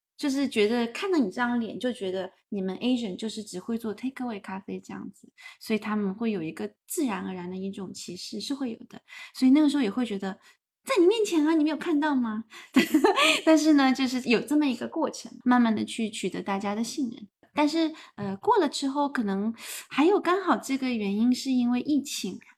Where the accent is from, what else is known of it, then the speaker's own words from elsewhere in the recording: Hainan, China; now in Melbourne, Australia; 我是海南人，可是我在海南的时候